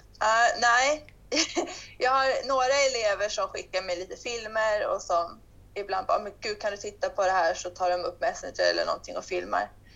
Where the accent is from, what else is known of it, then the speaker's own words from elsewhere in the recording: Sweden; moved away as an adult; now in Portugal; jag stod och undervisade i ridhuset hemma i Sverige